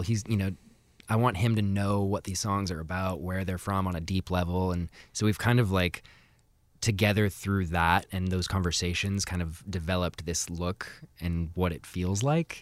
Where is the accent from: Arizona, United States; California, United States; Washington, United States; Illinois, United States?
Washington, United States; Seattle; kind of in the Montlake